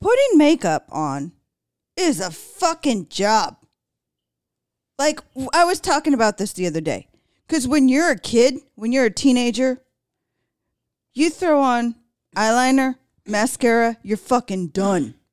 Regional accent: Los Angeles, California, United States; I grew up there

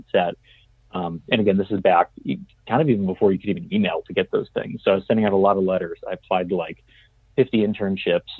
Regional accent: New England, United States; moved away as an adult; also born or lived in New Orleans; growing up in New England

